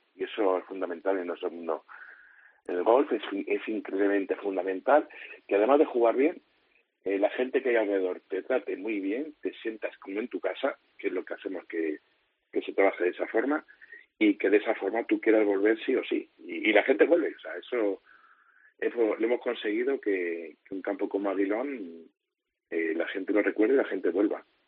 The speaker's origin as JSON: {"language": "Spanish", "town": "Madrid", "region": "Community of Madrid", "country": "Spain", "moved": "as an adult", "lives_now": "Almería, Spain", "said": "Yo, sabéis que soy madrileño, pero llevo 14 años aquí."}